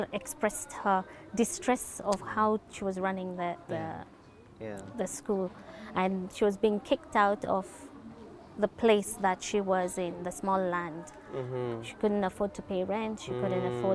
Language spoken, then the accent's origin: English; Nakuru, Nakuru County, Kenya; moved away as an adult; now in Nairobi, Kenya; born and bred in Nakuru with the local community around us